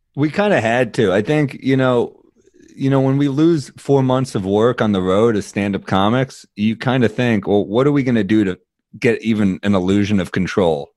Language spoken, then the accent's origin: English; New York City, New York, United States; I'm a New Yorker, I'm a native New Yorker